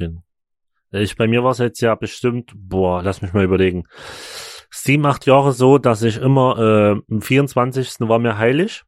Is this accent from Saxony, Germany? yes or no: yes; Chemnitz, Saxony, Germany; bei uns in Chemnitz